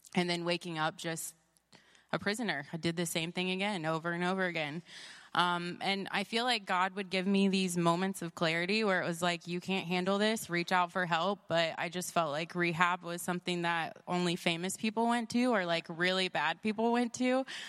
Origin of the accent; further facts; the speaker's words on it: Columbus, Ohio, United States; I'm from Columbus, Ohio